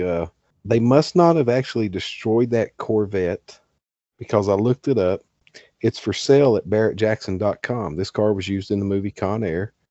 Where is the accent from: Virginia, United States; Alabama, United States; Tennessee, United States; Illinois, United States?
Virginia, United States; Glade Spring; six miles down the road at exit twenty-nine is Glade Spring where I grew up